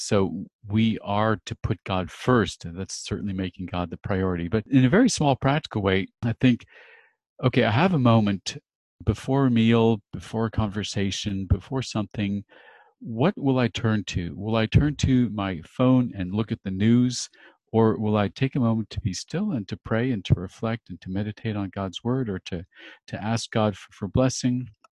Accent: Los Angeles, California, United States; moved away as an adult; now in Switzerland; I'm a native Californian, actually born in Hollywood, and I am now for three and a half years in Switzerland

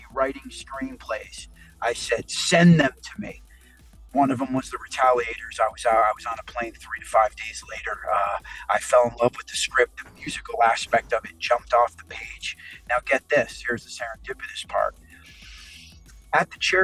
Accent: East Coast, United States; I'm a total East Coast guy

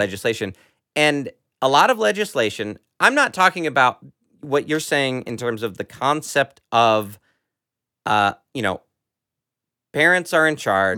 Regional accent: United States

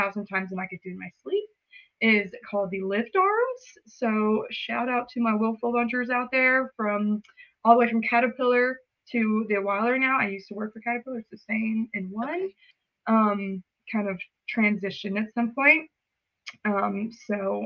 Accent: Hogansville, Georgia, United States; I'm from Hogansville, Georgia. Super small town

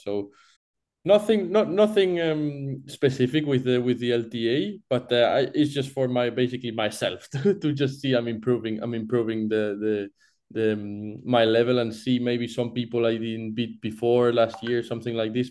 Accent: Barcelona, Catalonia, Spain; English is a second language; moved away; I'm from Barcelona originally.

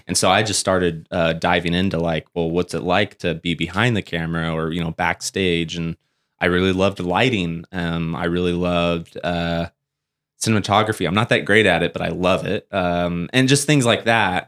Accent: Springville, California, United States; also born or lived in Porterville, California; I grew up in Springville, uh, California, which is above Porterville, Visalia area

